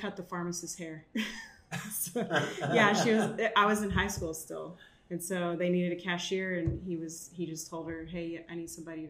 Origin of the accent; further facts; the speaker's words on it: San Angelo, Texas, United States; Well, so I'm from San Angelo, Texas, because I moved a lot as a kid. Lano/ San Angelo, Texas. So we'll just say small town Texas.